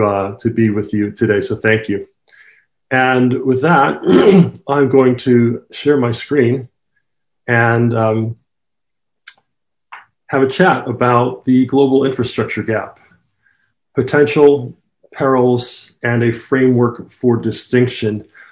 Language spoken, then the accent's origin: English; Jamaica; although my accent no longer sounds like it, I'm originally from Jamaica, so I'm from the Caribbean, just like Sir Arthur.